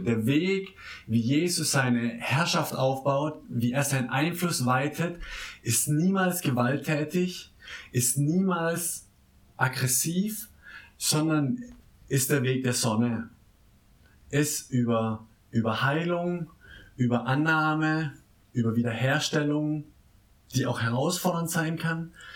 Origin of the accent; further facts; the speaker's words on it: Baden-Württemberg, Germany; now in Berlin, Germany; meinem Heimatdorf äh, im Nordbadischen